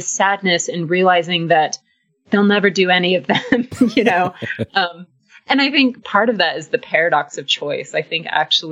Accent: Southern California, United States; also born or lived in Austin, Texas; now in Blacksburg, United States; I'm from California, grew up in Southern California

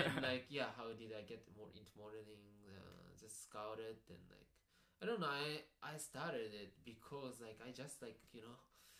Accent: Japan; Yeah, I'm born and raised in Japan.

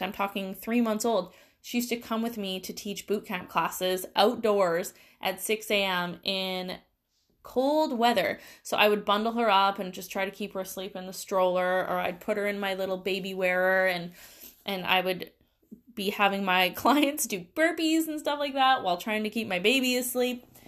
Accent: Langley, British Columbia, Canada; I grew up in the Lower Mainland here in B C, and I moved around a ton when I was young.

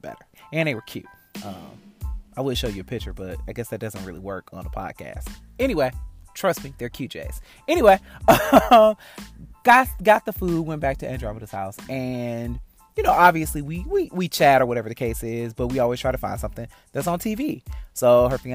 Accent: Detroit, Michigan, United States; now in Atlanta, United States; I'm from Detroit, so I know hood malls. Northland, Eastland

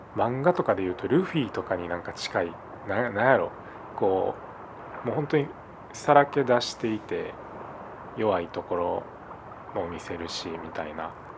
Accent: Osaka, Japan; 俺も大阪出身

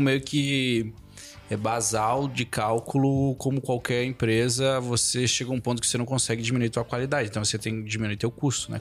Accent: Erval Grande, Rio Grande do Sul, Brazil; now in Chapecó, Brazil; lá na minha cidade natal, Erval Grande

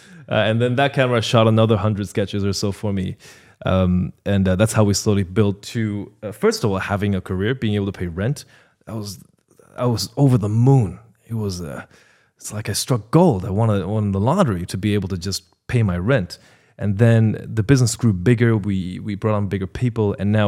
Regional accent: Ireland; also born or lived in China; First of all, I'm Chinese-Irish. I'm from China and Ireland. I'm Irish by nationality. I immigrated.

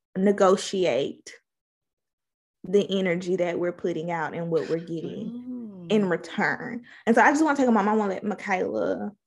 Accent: Mississippi, United States; We're from Mississippi

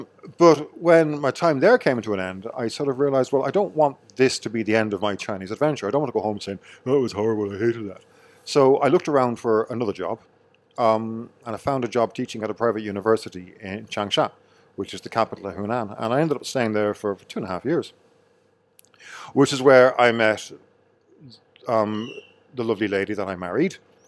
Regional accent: Enniscorthy, Leinster, Ireland; moved away as an adult; also born or lived in Dublin; now in Shenzhen, China; I'm from Enniscorthy, County Wexford.

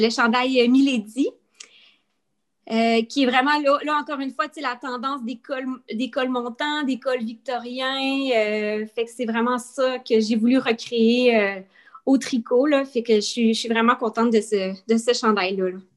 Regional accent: Quebec, Canada; moved away as an adult; now in New Brunswick, Canada; je, suis, canadienne, je suis originaire du Québec

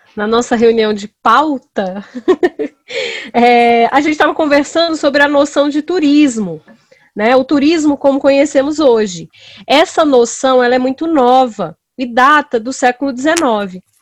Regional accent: Brasília, Federal District, Brazil; eu sou brasiliense

